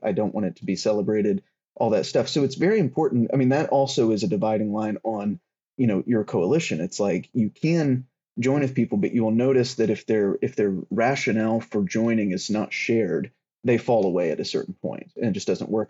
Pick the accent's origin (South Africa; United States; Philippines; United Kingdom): United States; the South; I grew up in the South